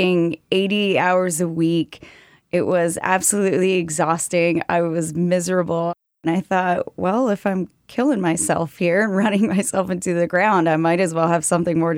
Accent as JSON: {"language": "English", "town": "Park City", "region": "Utah", "country": "United States", "tie": "born or raised there", "moved": "yes", "lives_now": "Washington, D.C., United States", "said": "I am from Park City, Utah, the home of Sundance Film Festival. But when I was growing up there, it was pretty small town"}